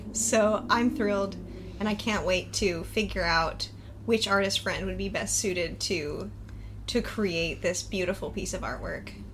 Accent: New York, United States; as a New Yorker

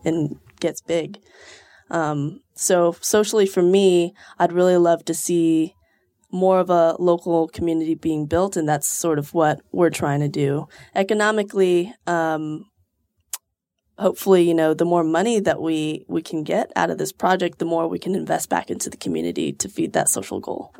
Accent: Houston, Texas, United States; moved away as an adult; now in Austin, United States; I'm from Houston originally, but I moved here six years ago

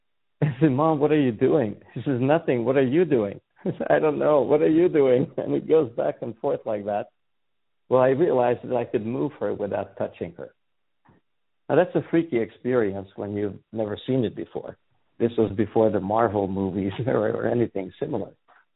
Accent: Serbia; moved away as an adult; I was born and raised in Yugoslavia in a Hungarian family. That's where the weird name comes from. And I lived most of my life there up till the age of 26.

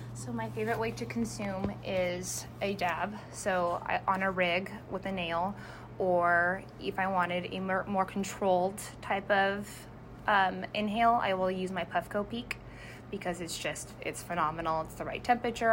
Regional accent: San Jose, California, United States; moved away as an adult; now in Washington, United States; being from San Jose

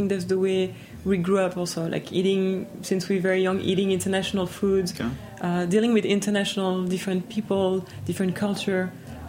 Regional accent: New York, United States; born there

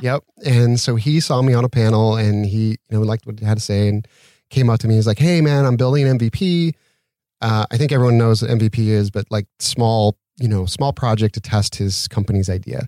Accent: Utah, United States; moved away as an adult; now in Santa Monica, United States

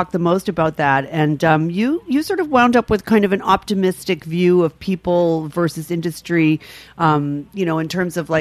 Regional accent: New York City, New York, United States; I'm from the Upper West Side of Manhattan.

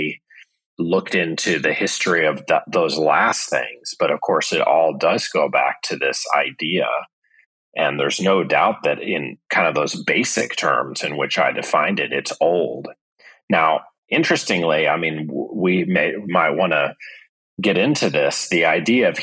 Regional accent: St. Louis, Missouri, United States; moved away; I'm from St. Louis, Missouri

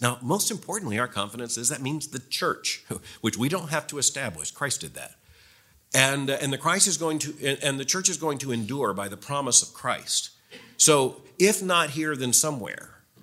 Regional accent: Florida, United States; moved away; I grew up in Florida, so the history's shorter.

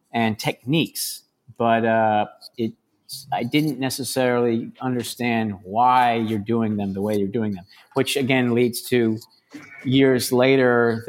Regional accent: Chicago, Illinois, United States; also born or lived in San Sebastián, Spain; now in New York, United States; growing up in Chicago

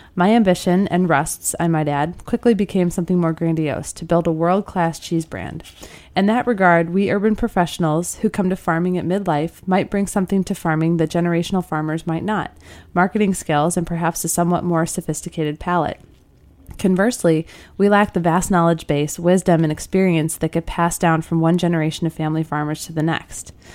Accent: Midwest, United States; I'm from the Midwest

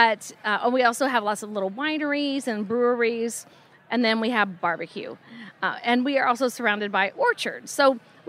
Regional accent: Murphysboro, Illinois, United States; moved away as an adult; also born or lived in Dallas, Texas / Boston, Massachusetts; I grew up in Murfreesboro, Illinois.

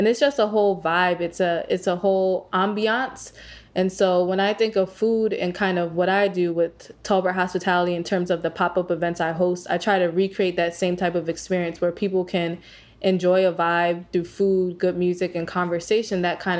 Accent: Maryland, United States; also born or lived in New York / Las Vegas; I was actually born and raised in Maryland, so I grew up here

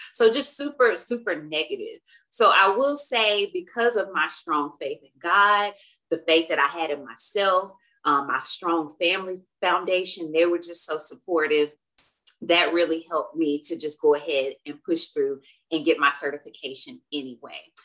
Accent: Alabama, United States; moved away as an adult; now in Dallas, United States; I'm originally from Alabama, so I am an Alabama girl living in a big old Texas world

